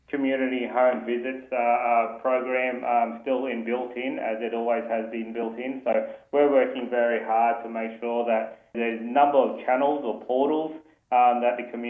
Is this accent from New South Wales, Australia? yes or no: no; Mount Isa, Queensland, Australia; I'm a Christian and a Kalkadoon one year young leader boy born and bred in Mount Isa.